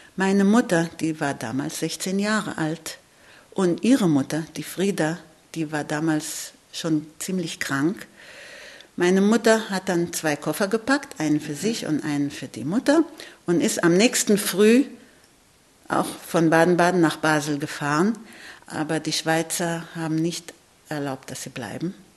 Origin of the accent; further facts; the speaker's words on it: Israel; ich lebe in Israel, ich bin in Israel geboren